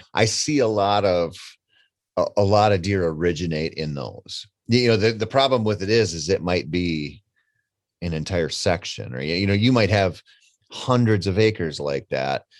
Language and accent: English; Minnesota, United States; I come from Minnesota, and we have one of the earliest gun seasons in the country